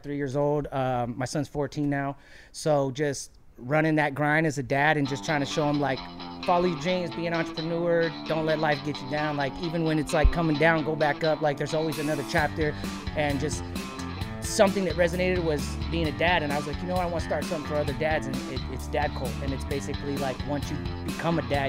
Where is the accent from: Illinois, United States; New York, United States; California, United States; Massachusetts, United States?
California, United States; Anaheim; also born or lived in Long Beach, California; we came to Anaheim, and I've been in all over Orange County since then